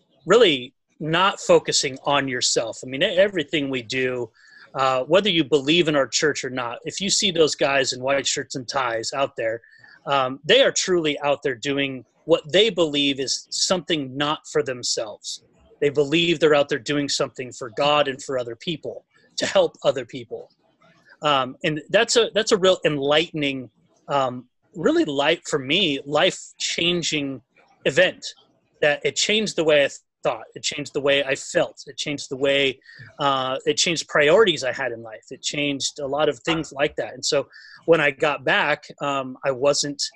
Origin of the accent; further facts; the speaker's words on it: Huntington Beach, California, United States; growing up in Huntington Beach